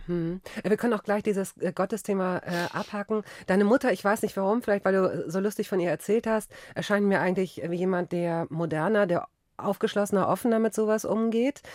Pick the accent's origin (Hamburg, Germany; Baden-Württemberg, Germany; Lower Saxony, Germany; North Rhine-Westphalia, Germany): North Rhine-Westphalia, Germany; Cologne; bei uns in Köln